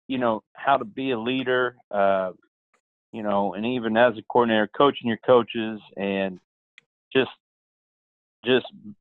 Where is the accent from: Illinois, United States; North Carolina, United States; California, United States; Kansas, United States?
Kansas, United States; Pittsburg; growing up in Pittsburgh, a small town, you know, where the university is a big part of the town